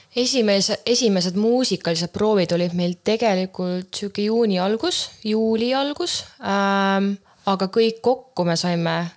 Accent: Häädemeeste, Pärnu County, Estonia; ma olen Häädemeestelt pärit tegelikult

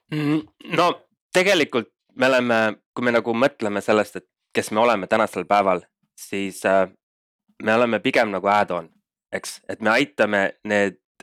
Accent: Estonia; moved away as an adult; also born or lived in Denmark; now in Berlin, Germany; kuna me kõik kolmekesi elasime Eestist eemal, siis me nagu mõistsime seda, et olgugi, et me läksime välismaale ja äh, saime kõik selle kogemuse ja õppisime tundma seda startup maastikku natuke teise külje alt, siis Eestis on noh, kodus on ikka kuidagi asjad teistmoodi

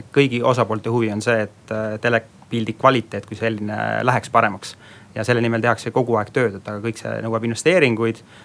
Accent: South Estonia, Estonia; olen Lõuna-Eestist pärit

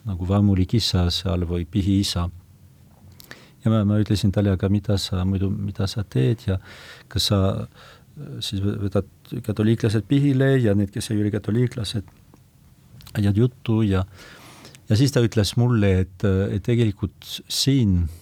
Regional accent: foot of the Pyrenees, about 100 km west of Lourdes, Nouvelle-Aquitaine, France; Estonian is a second language; now in Estonia; ma olen sündinud Pirenee mm -hmm. jalamil muuhulgas aga umbes sada kilomeetrit äh, lääne poole

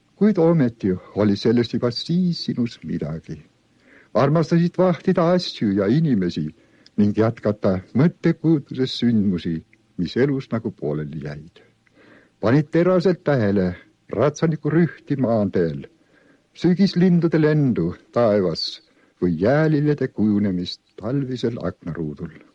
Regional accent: Ahja manor, Võnnu parish, Tartu County, Estonia; minu varasem lapsepõlv ja ka varasem poisikesepõlv möödus Tartumaal, Võnnu kihelkonnas, tolleaegses Ahjamõises

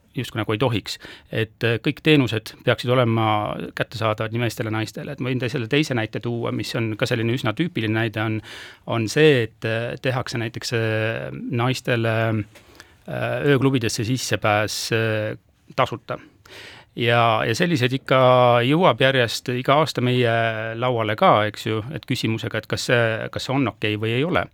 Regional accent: Haapsalu, Lääne County, Estonia; ma olen Haapsust pärit

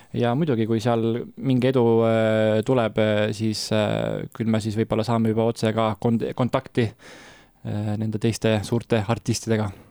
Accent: Tallinn, Harju County, Estonia; mina olen pärit äh, Tallinnast

